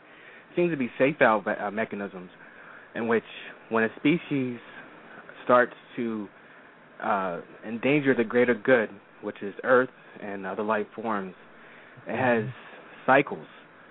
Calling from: Philadelphia, Pennsylvania, United States; from Philadelphia, Pennsylvania.

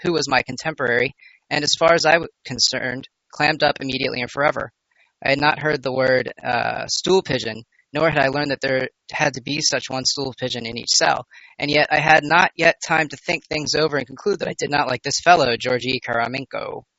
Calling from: New York, United States; Brent, I'm from New York.

